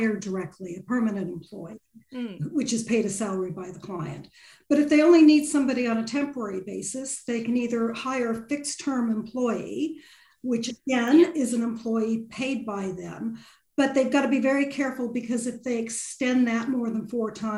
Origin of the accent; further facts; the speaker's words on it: California, United States; accent: Californian; moved away as an adult; now in United Kingdom; I qualified in California, as you can tell from my accent, as a lawyer back in the 80s. Moved over here in the 90s